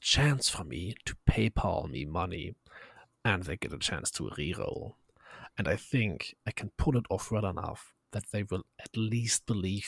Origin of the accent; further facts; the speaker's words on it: Germany; English is a second language; I am German. I am from Germany